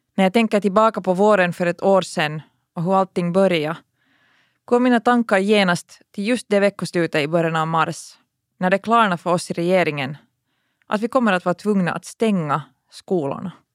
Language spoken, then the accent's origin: Swedish; Finland; vi här hemma i Finland